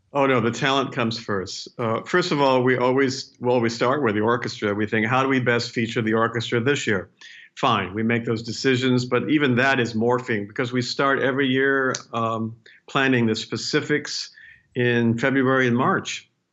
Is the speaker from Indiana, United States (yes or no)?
yes; Indiana, United States; moved away; I'm from Indiana